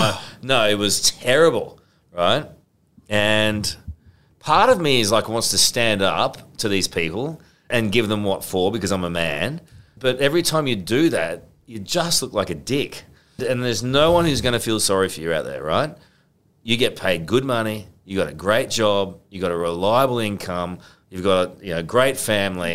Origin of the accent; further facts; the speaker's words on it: Queensland, Australia; moved away; Queensland's my home state